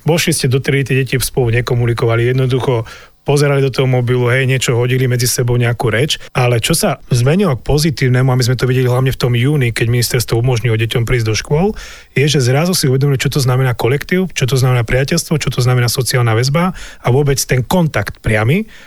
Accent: Orava, Žilina Region, Slovakia; u nás na Orave

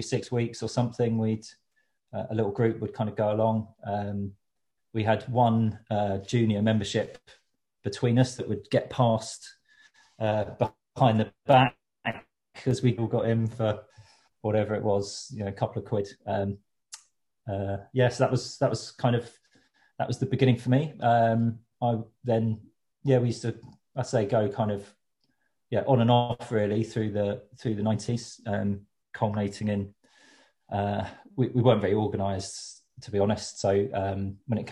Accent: Worthing, South East England, United Kingdom; now in London, United Kingdom; I grew up in Worthing

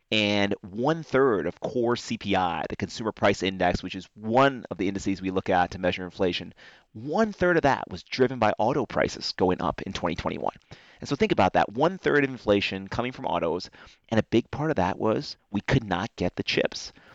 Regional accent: North Carolina, United States; my home state, North Carolina

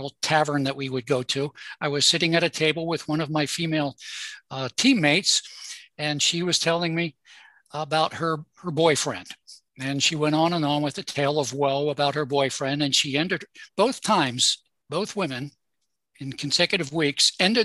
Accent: Baltimore, Maryland, United States; I was born in Baltimore. I live near Baltimore, between Baltimore and Washington, D.C.

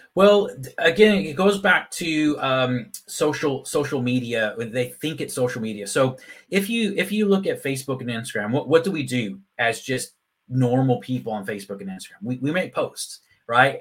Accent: Texas, United States; moved away as an adult; also born or lived in Phoenix, Arizona / Ireland; now in Leeds, United Kingdom; I was actually born in Phoenix, Arizona, but I grew up in Texas.

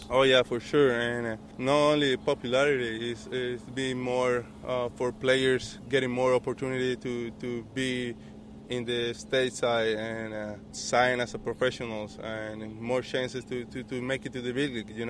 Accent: Panama; Panama is a big baseball country, and uh, we we just love uh, watching baseball, playing baseba

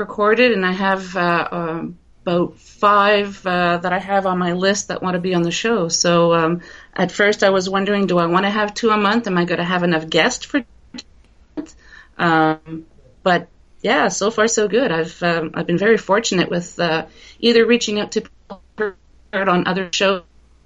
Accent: Canada; I'm a Canadian.

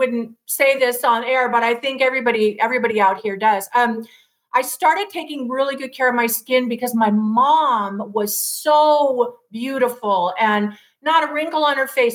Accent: Los Angeles, California, United States; moved away as an adult; also born or lived in Seattle / Charleston; I was born and raised in L.A., went to Newport Harbor High School

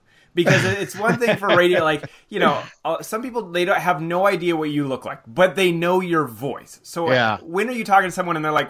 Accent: Colorado, United States; I remember growing up in Colorado

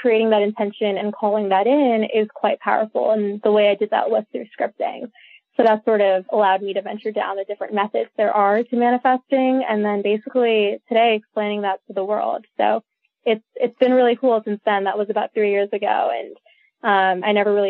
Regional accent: India; I was born in India. I've been raised Hindu.

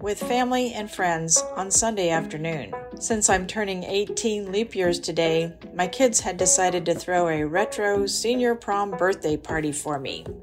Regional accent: Lawrence, Kansas, United States; I'm from Lawrence, Kansas

